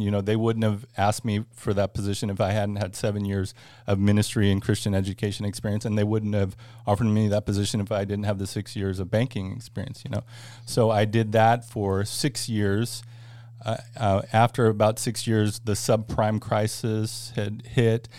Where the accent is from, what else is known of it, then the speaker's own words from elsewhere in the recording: Northern California, United States; moved away as an adult; now in Florida, United States; born and raised in California, uh, actually Northern California